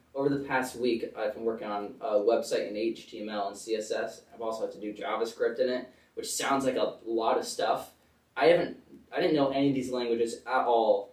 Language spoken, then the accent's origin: English; Connecticut, United States; moved away; also born or lived in Bethlehem, Pennsylvania; I live in Connecticut. We usually tell people I'm from New York because like we're right sort of on the border